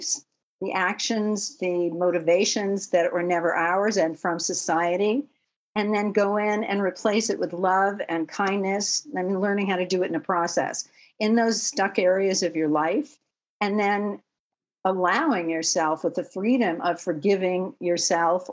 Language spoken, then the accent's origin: English; Los Angeles, California, United States; also born or lived in Manhattan, New York; I grew up in Westwood Village, where UCLA is